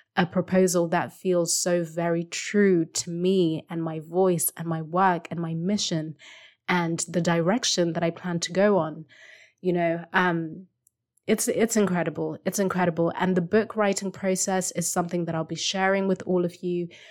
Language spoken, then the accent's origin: English; Zimbabwe; first language Shona; English is a second language; moved away; I still speak my language, I mean, it's my first language, Shona